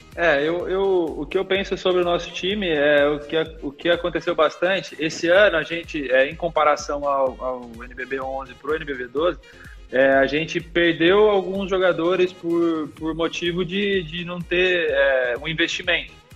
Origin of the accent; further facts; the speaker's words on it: Limeira, São Paulo, Brazil; also born or lived in Catanduva; eu sou nascido em Catanduva, mas eu nunca morei lá, né, propriamente dito. Meu pai jogava basquete, e profissionalmente, e ele jogava no time aqui de Limeira, que é a cidade que eu, que eu sempre morei